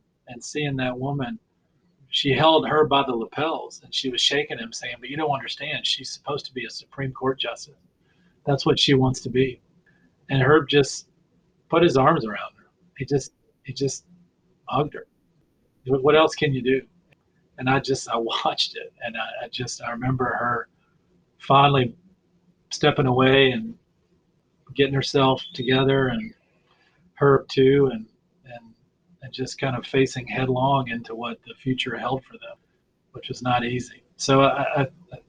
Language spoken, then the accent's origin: English; Mississippi, United States; accent: Southern; I was from Mississippi, and he would make fun of my accent. I'm a Southern neurosurgeon